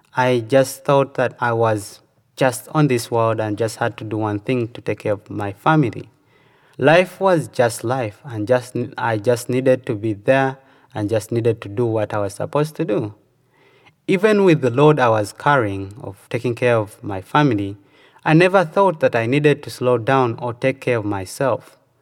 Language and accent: English; Uganda; moved away as an adult; now in United States